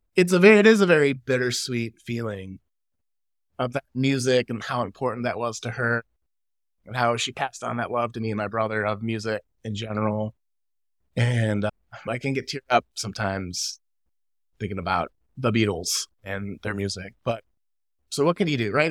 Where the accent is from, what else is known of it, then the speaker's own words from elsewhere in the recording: Chicago, Illinois, United States; now in California, United States; living in California, growing up in Chicago